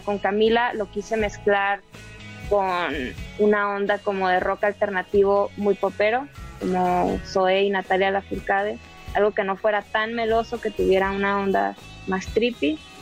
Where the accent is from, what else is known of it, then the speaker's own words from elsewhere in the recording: Baja California Sur, Mexico; moved away as an adult; now in Mexico City, Mexico; Baja California Sur, de donde yo soy